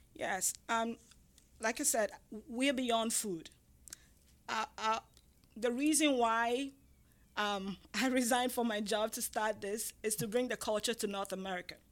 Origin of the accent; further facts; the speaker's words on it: Ghana; moved away; I'm from Ghana, West Africa, and I'm I'm from the tribe called the Ga